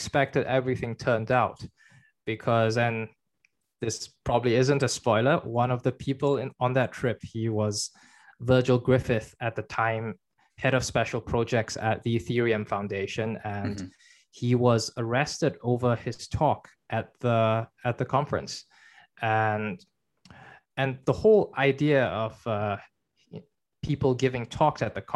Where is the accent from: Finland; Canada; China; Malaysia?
China; moved away; I was born in China